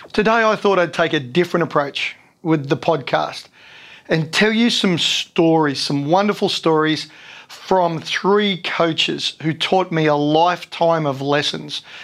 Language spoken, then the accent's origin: English; Sydney, New South Wales, Australia; moved away as an adult; also born or lived in Canberra; I grew up in Sydney